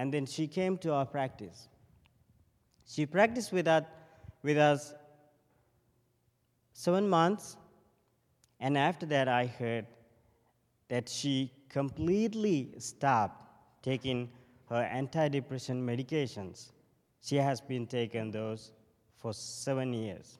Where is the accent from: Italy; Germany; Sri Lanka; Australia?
Sri Lanka; moved away; I'm from Sri Lanka, and I have been a monk for almost 17 years now. So I became a monk when I was 11